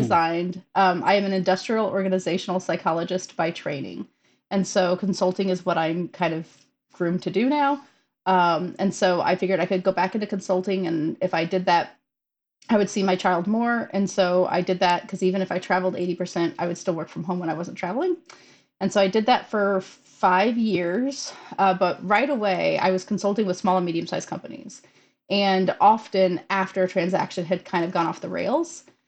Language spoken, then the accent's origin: English; St. Louis, Missouri, United States; we're both from St. Louis